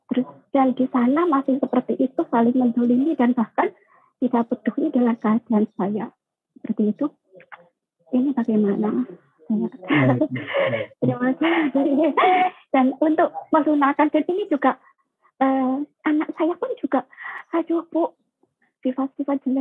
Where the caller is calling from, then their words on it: Taiwan; Saya dari saya dari Taiwan